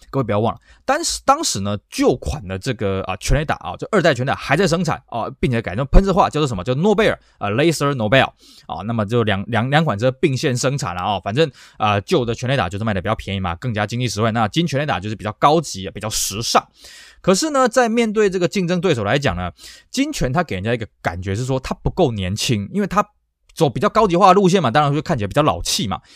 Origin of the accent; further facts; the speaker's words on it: Taiwan; 我们台湾人崇洋